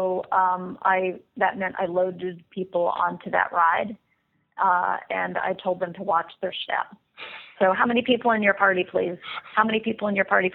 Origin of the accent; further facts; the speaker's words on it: the South, United States; growing up in the South